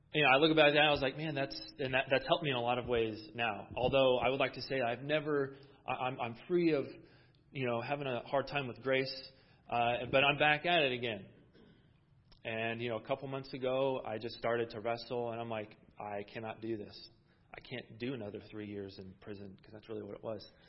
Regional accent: Iowa, United States; moved away as an adult; now in California, United States; I'm originally from Iowa. I'm not a California. Well, I, I guess I'm a California boy now

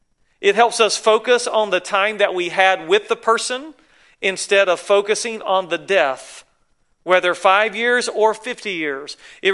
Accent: the South, United States; you can tell I'm from the South, right?

